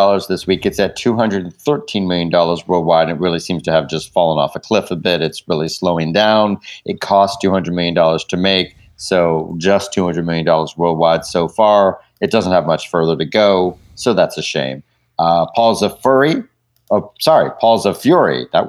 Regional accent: United Kingdom; I am British

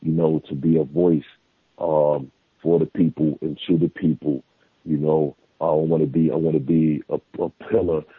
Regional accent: New York City, New York, United States; I'm from Staten Island

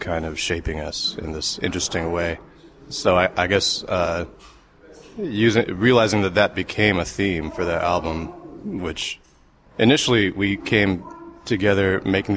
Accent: United States; I grew up in, 70s and 80s in America

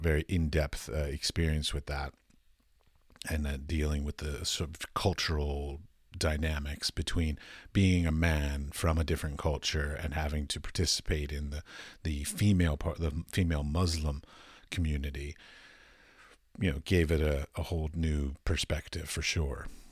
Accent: United States; moved away as an adult; now in Europe; I'm from America, but I currently live in Europe

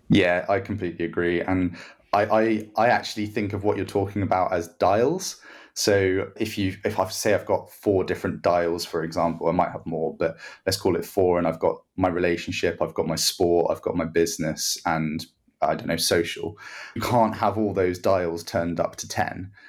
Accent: Guernsey; I'm from Guernsey, so I go and represent Guernsey

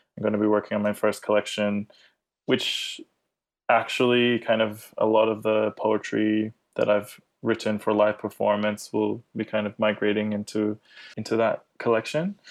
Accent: Australia; I grew up in Australia as well

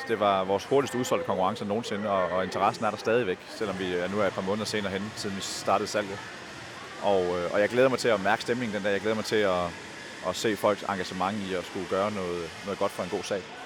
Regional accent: Aalborg, North Denmark Region, Denmark; jeg er selv fra Aalborg

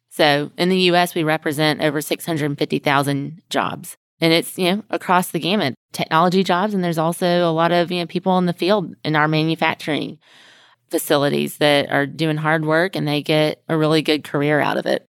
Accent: Mobile, Alabama, United States; now in Houston, United States; I live in Houston, but I'm not from Houston. I'm originally from Alabama

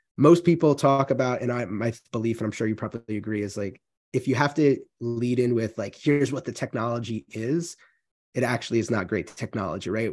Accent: New York, United States; moved away as an adult; now in Central Massachusetts, United States; spent most of my life in New York

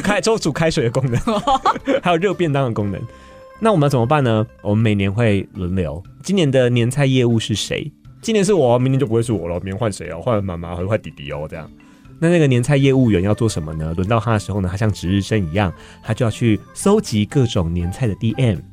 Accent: Kaohsiung, Taiwan; 我高雄人

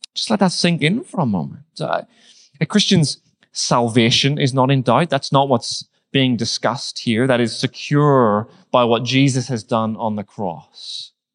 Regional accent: Northern Ireland, United Kingdom; moved away; I grew up in Northern Ireland

